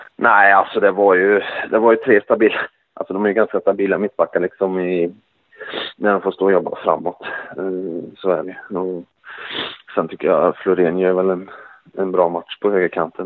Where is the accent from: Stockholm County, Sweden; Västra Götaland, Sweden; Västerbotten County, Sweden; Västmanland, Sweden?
Västra Götaland, Sweden; Skövde; jag bor i Skövde ja. Så nu är det på hemmaplan där vi kommer ifrån